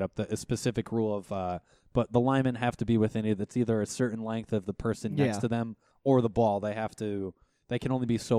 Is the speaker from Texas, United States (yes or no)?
no; Albany, New York, United States; growing up in Albany, you don't really have any specific team.